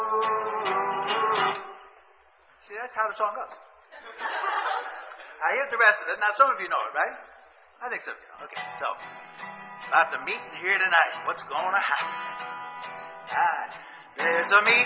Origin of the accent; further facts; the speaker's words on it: New York City, New York, United States; moved away; I came from Brooklyn